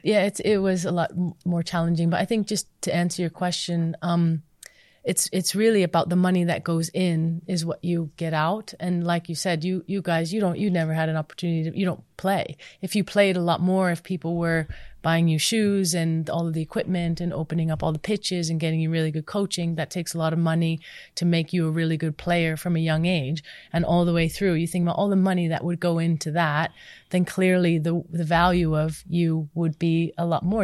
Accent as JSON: {"language": "English", "country": "United States", "tie": "born or raised there", "moved": "yes", "said": "growing up in the States"}